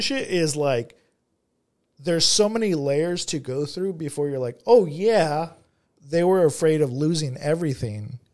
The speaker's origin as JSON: {"language": "English", "town": "Monrovia", "region": "California", "country": "United States", "tie": "born or raised there", "said": "I grew up in, I grew up in Monrovia"}